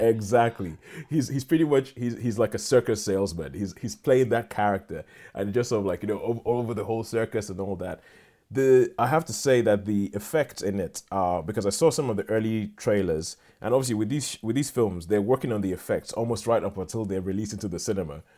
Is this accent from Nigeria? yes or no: yes; Nigeria; moved away; I grew up in Nigeria